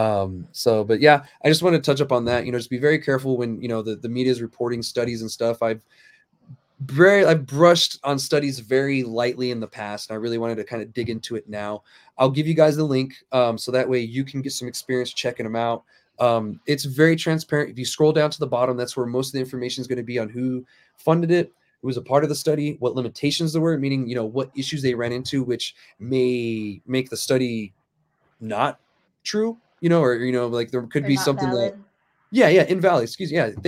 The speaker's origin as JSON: {"language": "English", "town": "Alamogordo", "region": "New Mexico", "country": "United States", "tie": "born or raised there", "also_born_or_lived": "Germany", "said": "I grew up in Alamogordo"}